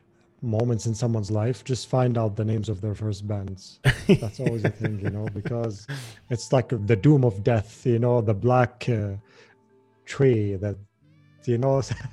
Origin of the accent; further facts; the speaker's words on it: Jordan; well, you know, I kind of believe that it's actually a good thing that Jordan is like